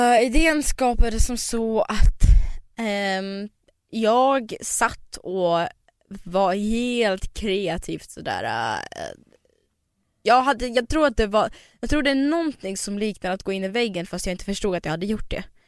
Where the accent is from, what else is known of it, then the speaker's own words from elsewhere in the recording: Dalarna County, Sweden; moved away; Sen åkte jag till Dalarna där jag växte upp